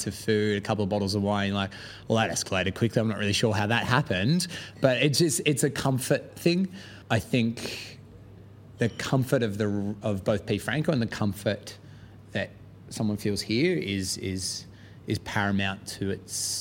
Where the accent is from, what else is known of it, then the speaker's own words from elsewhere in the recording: Australia; moved away as an adult; now in London, United Kingdom; where I'm from in Australia